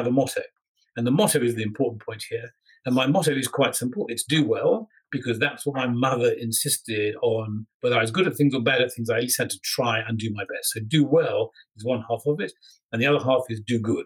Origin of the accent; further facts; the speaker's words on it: England, United Kingdom; I'm an Englishman